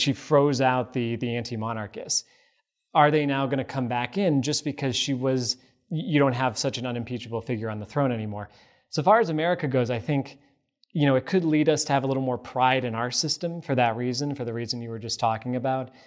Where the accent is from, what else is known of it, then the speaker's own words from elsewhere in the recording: United States; as an American